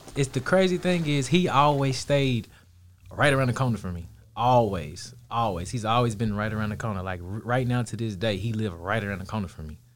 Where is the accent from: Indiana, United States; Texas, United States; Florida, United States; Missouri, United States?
Texas, United States; Dallas; Kid growing up in Dallas